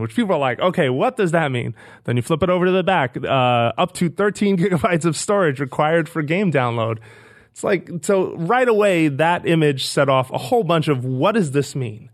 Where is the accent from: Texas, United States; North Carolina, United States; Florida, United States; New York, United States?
New York, United States; New York City; moved away as an adult; now in San Francisco, United States; I grew up in the Bronx, with not too far from Fordham Road